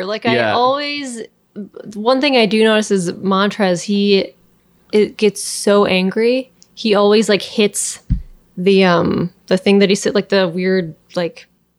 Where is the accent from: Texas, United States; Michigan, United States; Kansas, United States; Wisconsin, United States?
Michigan, United States; Kalamazoo; Well, I'm from Michigan and I'm from Kalamazoo, which is about 2 hours in between Chicago and Detroit, like either way.